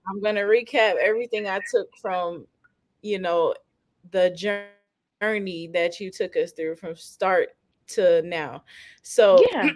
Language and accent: English; Fayetteville, North Carolina, United States; I'm from I'm from Fayetteville.